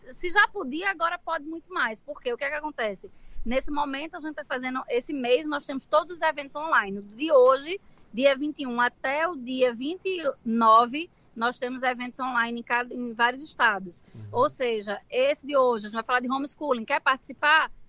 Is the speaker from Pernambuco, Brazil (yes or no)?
yes; Pernambuco, Brazil; now in Boston, United States; Então, sou pernambucana, mulher macho, sim senhor, viu?